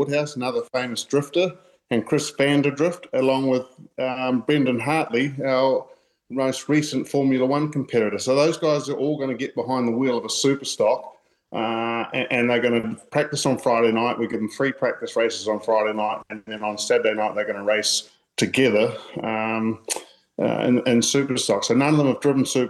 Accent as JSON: {"language": "English", "town": "Paraparaumu", "region": "Wellington", "country": "New Zealand", "tie": "born or raised there", "said": "at my home course where I grew up at Paraparaumu Beach"}